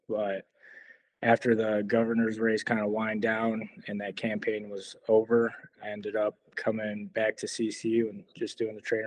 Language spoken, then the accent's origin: English; Chicago, Illinois, United States; also born or lived in Poland / California; I was born in Poland. My family came to this country when I was about 2 years old, and I grew up in Chicago